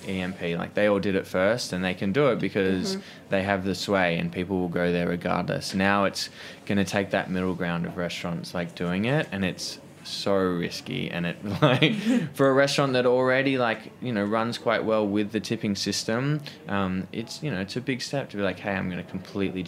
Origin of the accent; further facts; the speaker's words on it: Australia; moved away as an adult; now in New York, United States; growing up in Australia